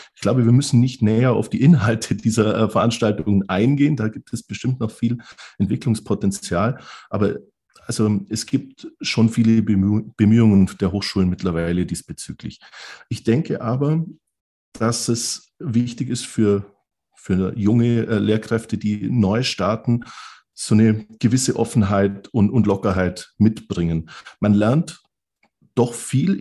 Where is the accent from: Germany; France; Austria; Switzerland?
Germany; Southern Germany; bei uns im Süden Deutschlands